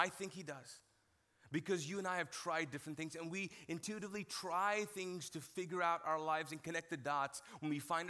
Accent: Kuwait; All right, so grew up in Kuwait as a Pakistani, and I was not exposed to a lot of TV shows

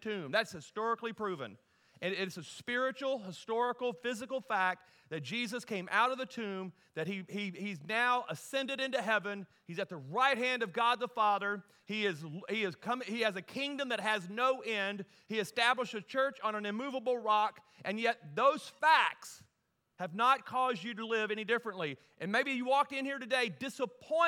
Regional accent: Louisiana, United States; moved away as an adult; also born or lived in Amarillo, Texas; now in Colorado, United States; We were born and raised in Louisiana

